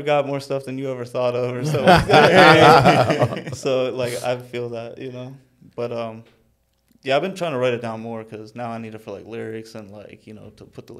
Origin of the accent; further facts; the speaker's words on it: Pennsylvania, United States; now in Florida, United States; I'm a rapper from Pennsylvania. Moved to Florida 10 years ago